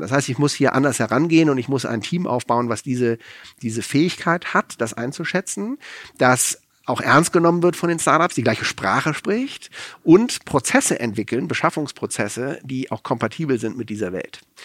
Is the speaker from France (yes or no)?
yes; France; now in Germany; ich bin in Frankreich aufgewachsen, ich war in Frankreich wehrpflichtig